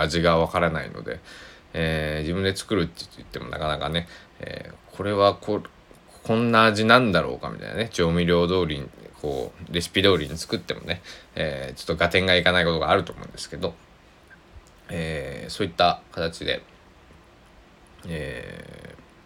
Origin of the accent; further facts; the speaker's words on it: Kochi, Japan; now in Takamatsu, Japan; 僕は生まれ育った高知県佐々木市っていうところ